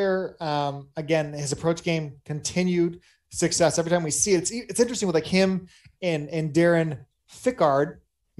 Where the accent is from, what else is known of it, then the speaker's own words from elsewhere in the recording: Michigan, United States; I'm from Michigan, big baseball fan.